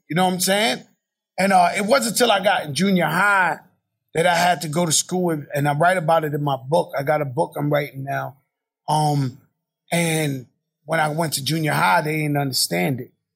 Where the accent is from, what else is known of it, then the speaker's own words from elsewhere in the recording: New York City, New York, United States; I'm born in my projects. I'm, you know, I was born in Bronx, Lebanon, across the street from where Larry Davis shot the cops. That's where I was born. And they brought me to the projects